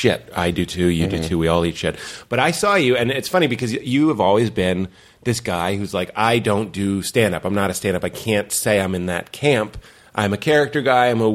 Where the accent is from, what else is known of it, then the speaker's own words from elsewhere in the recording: Lexington, Massachusetts, United States; moved away as an adult; also born or lived in Chicago; now in New York, United States; I grew up in Lexington, and it's a very white bread suburb, and we used to go into Boston